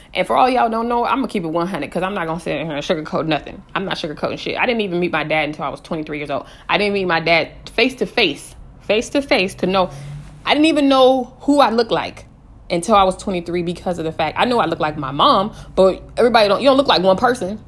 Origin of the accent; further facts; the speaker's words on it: West Coast, United States; also born or lived in Colorado; I'm from the West Coast